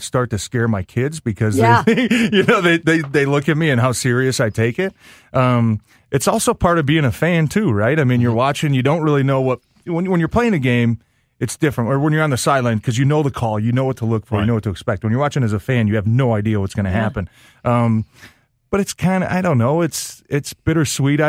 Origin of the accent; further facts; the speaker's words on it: Ferndale, Michigan, United States; also born or lived in White Lake, Michigan / Green Bay, Wisconsin; I grew up in Ferndale, you know, spent a lot of time in White Lake.